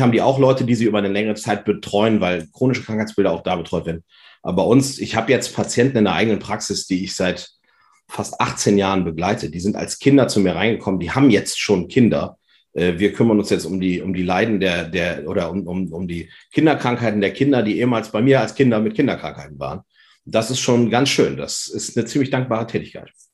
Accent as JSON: {"language": "German", "town": "Vechta", "region": "Lower Saxony", "country": "Germany", "said": "Ich komme aus Fechter"}